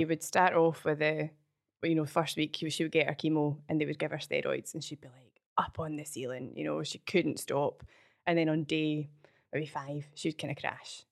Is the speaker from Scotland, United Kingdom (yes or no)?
yes; Falkirk, Scotland, United Kingdom; also born or lived in Oakbridge; I'm from Falkirk originally.